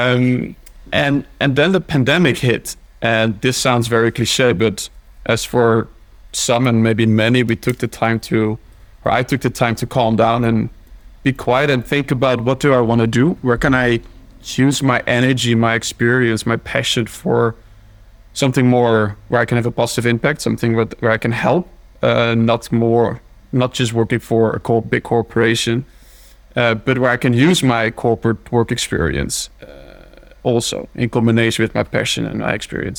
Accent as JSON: {"language": "English", "country": "Netherlands", "tie": "born or raised there", "also_born_or_lived": "Belgium / Scotland / Switzerland / Italy", "moved": "as an adult", "lives_now": "Oslo, Norway", "said": "I'm from the Netherlands. Mm-hmm. Born and raised there."}